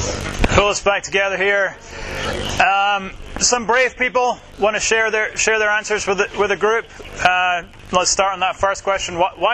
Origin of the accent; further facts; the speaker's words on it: Edinburgh, Scotland, United Kingdom; also born or lived in Jackson, Mississippi / Metro DC; now in Washington, D.C. area, United States; I am not from there originally, as you may already be able to tell. I'm from Edinburgh, Scotland. That is home. I moved from Edinburgh, Scotland to Jackson, Mississippi.